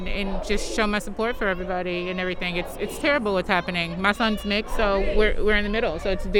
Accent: St. Louis, Missouri, United States; now in Clayton, United States; I'm from St. Louis, but I live in Clayton.

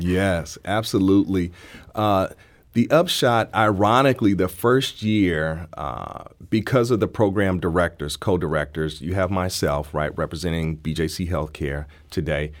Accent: St. Louis, Missouri, United States; I'm from Saint Louis, uh, I even went to school away and came back

